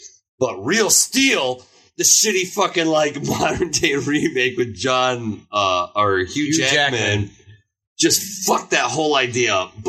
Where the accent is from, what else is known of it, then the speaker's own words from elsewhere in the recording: Germany; Ladies and gentlemen, I grew up in Germany. Robot Jocks was the first toy line I fucking hit on.